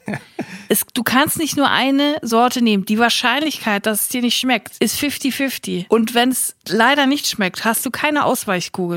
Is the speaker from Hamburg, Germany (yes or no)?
no; Netphen, North Rhine-Westphalia, Germany; born or raised there; also born or lived in Kreuztal / Siegen